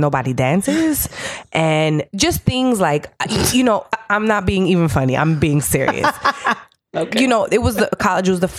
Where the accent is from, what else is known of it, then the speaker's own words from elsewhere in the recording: Southern California, United States; I grew up in Southern California